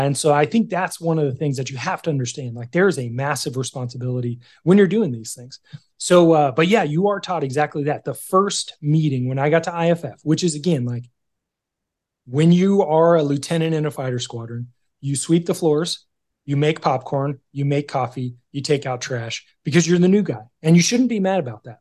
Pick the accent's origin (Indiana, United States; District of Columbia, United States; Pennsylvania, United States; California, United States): California, United States; I grew up in California